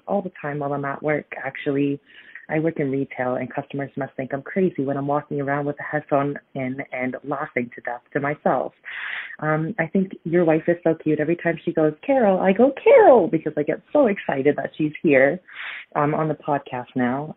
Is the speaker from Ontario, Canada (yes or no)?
yes; Ontario, Canada; also born or lived in Brampton, Ontario; I'm actually from Ontario. I live in Brampton